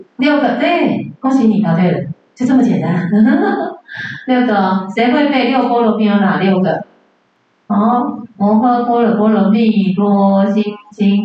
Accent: Taiwan; 我们台湾人

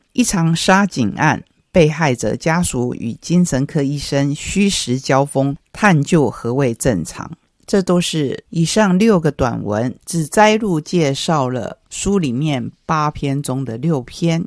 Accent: Taiwan; 我们台湾话有些字眼是很传神的

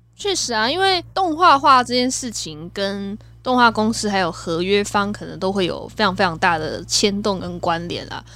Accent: Kaohsiung, Taiwan; 身为高雄人，有很多冰品的回忆耶。

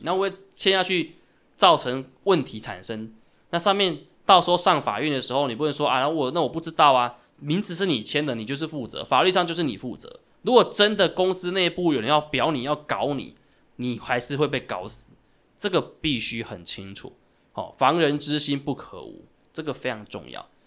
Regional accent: Taiwan; 因为它跟跟我们台湾的人的母语不太一样

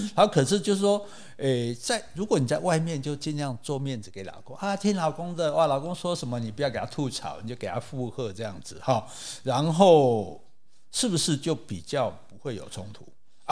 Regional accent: Taiwan; 可是你看我们台湾人来就不一样啊

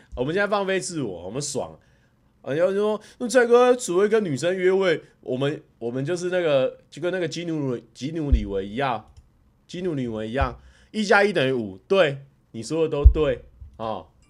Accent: Taiwan; 我们台湾人

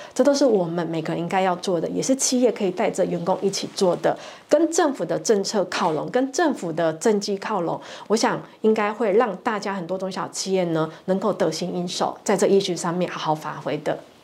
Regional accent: Taiwan; 因为我们台湾人常常就是拍 say

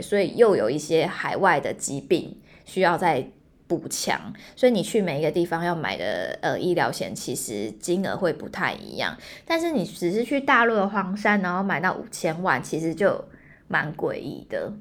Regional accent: Hualien, Hualien County, Taiwan; moved away as an adult; also born or lived in Taipei; 我是花莲人

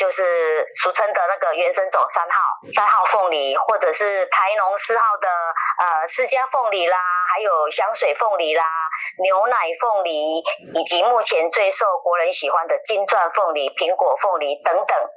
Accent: Kaohsiung, Taiwan; 我是高雄市大树区农会总干事， … 呃，我在大树是土生土长

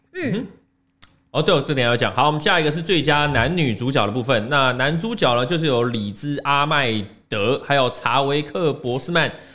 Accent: Taiwan; 我们台湾人在台湾是相对多数

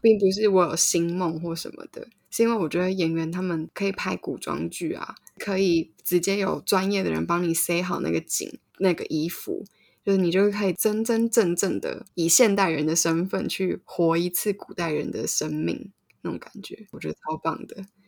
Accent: Taipei, Taiwan; 我们都是在全山长大的

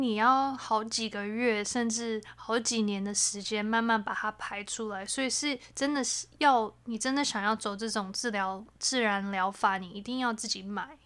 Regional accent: United States; 我们小时候在美国的时候也会常跟朋友去 mall

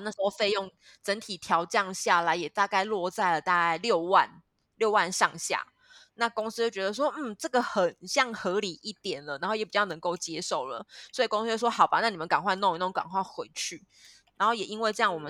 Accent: Kaohsiung, Taiwan; now in Ho Chi Minh City, Vietnam; 因为我是高雄人

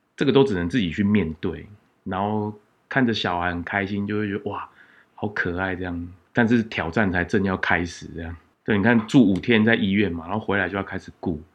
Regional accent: Taiwan; 我们台湾人比较害羞内向

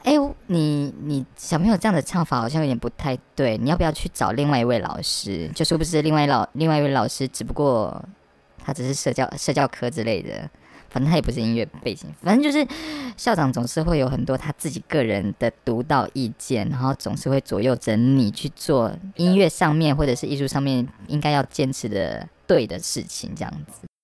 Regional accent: eastern Taiwan, Taiwan; moved away; 我其实以前是在东部念书，我是东部的野孩子哦

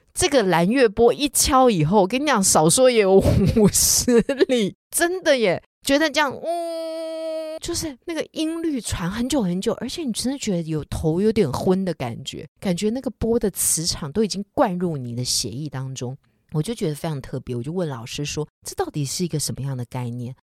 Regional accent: Taiwan; 我们台湾人

